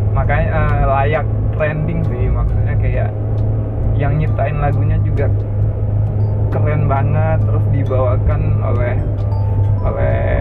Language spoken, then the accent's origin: Indonesian; Sumatra, Indonesia; kalau bahasa kami orang Sumatera